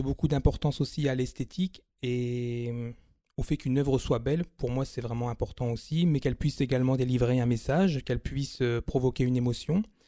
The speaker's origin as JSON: {"language": "French", "town": "Amiens", "region": "Hauts-de-France", "country": "France", "tie": "born or raised there", "said": "Je suis né sur Amiens, j'y vis également"}